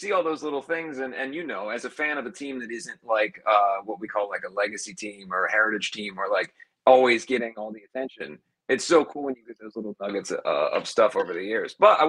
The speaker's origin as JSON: {"language": "English", "town": "Cincinnati", "region": "Ohio", "country": "United States", "tie": "born or raised there", "moved": "as an adult", "lives_now": "Los Angeles, United States", "said": "growing up in Cincinnati, I grew up in Delhi on the west side"}